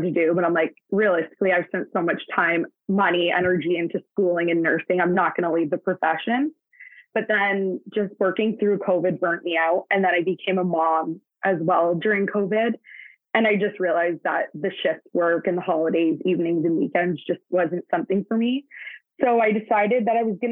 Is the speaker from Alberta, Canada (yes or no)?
no; Hamilton, Ontario, Canada; now in Brantford, Canada; I was born and raised in Hamilton, Ontario.